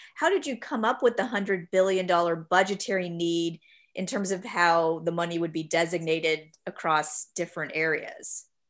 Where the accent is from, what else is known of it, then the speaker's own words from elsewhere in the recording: Florida, United States; I'm from Florida, and even though there's the Everglades, I never really remember seeing anything across what we call alligator alley